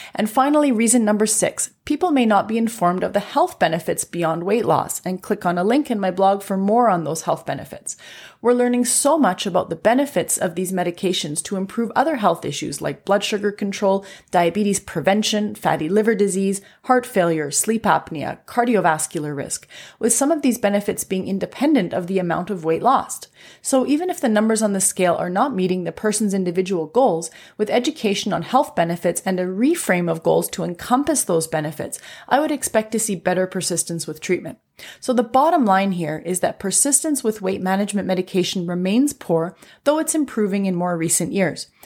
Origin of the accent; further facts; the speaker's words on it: Canada; I'm a Canadian physician